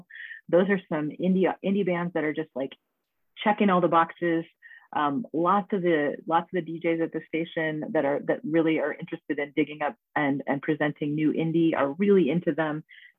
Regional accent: Boise, Idaho, United States; I grew up in the West Boise.

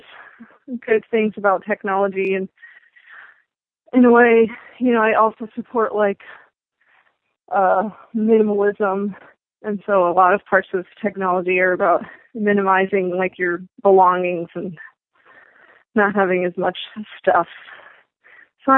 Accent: Asheville, North Carolina, United States; I'm from Asheville, North Carolina, and we have plenty

